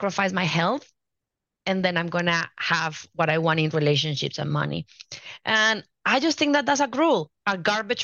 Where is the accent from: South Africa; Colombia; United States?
Colombia; moved away; I'm from Colombia originally, and I grew up watching both of my parents always talking